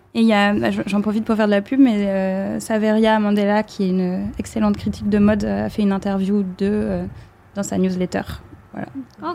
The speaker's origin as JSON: {"language": "French", "town": "Brest", "region": "Brittany", "country": "France", "tie": "born or raised there", "said": "J'ai grandi à Brest"}